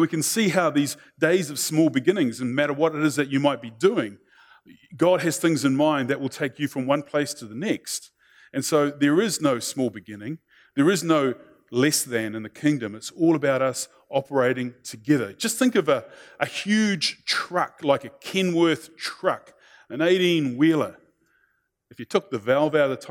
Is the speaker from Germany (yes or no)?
no; New Zealand; being a Kiwi